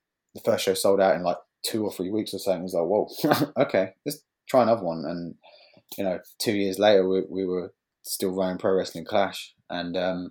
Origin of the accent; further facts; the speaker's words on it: Bournemouth, South West England, United Kingdom; my hometown in Bournemouth